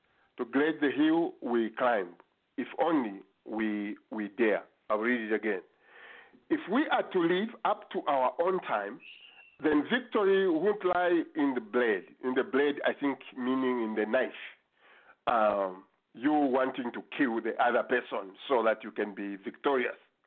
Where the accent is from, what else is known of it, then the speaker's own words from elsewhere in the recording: Zambia; for Zambians